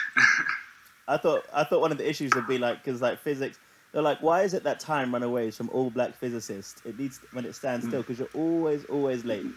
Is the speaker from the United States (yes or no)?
no; London, United Kingdom; growing up in London